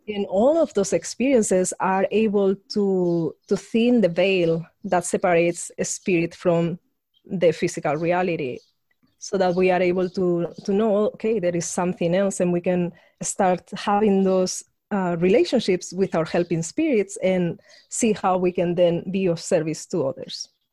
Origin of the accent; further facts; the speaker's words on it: Spain; I grew up in Spain, being a woman in a very conservative regime